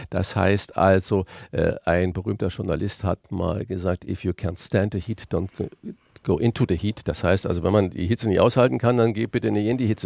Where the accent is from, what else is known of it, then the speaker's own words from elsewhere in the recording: Saarland, Germany; born there; ich den kleinen Sprachfehler mit dem SCH und dem CH habe, weil ich gebürtiger Saarländer bin.